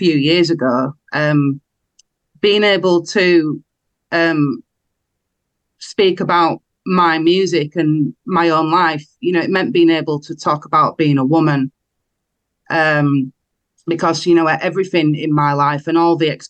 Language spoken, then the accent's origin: English; Wakefield, Yorkshire and the Humber, United Kingdom; I come from Wakefield.